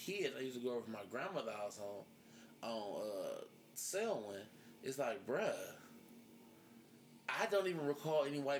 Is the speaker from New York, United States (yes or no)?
no; Cleveland Heights, Ohio, United States; I'm from Cleveland Heights, so, I mean, it's always been diverse.